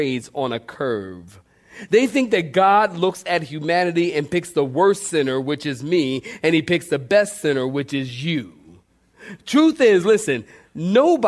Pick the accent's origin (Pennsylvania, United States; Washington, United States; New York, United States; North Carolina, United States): Pennsylvania, United States; Philadelphia; moved away; I grew up in Philly